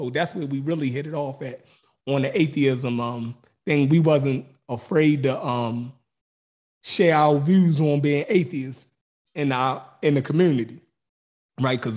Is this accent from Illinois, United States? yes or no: no; Baltimore, Maryland, United States; accent: Baltimore; he automatically knew I was from Baltimore by my accent. So um, and we actually grew up in the same neighborhood and knew a lot of the same people.